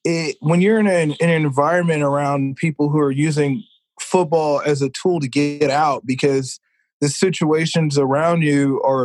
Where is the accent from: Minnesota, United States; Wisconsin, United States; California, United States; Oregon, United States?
California, United States; also born or lived in Missouri / Carolina; I lived in Missouri. I lived in California. Those were the three big places. I tell people I'm from California, but I technically spent more time out in Missouri than any other place.